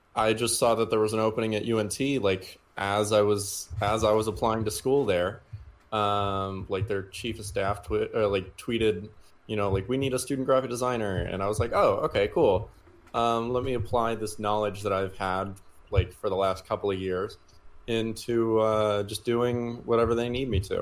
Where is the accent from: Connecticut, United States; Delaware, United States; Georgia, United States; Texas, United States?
Texas, United States; Houston; also born or lived in Denton, Texas; I'm from Houston originally.